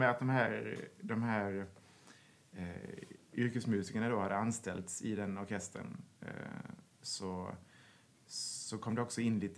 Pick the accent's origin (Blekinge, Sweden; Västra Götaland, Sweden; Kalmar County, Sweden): Blekinge, Sweden; Karlshamn; now in Stockholm, Sweden; jag började som så många i den kommunala musikskolan mm. hemma i Karlshamn.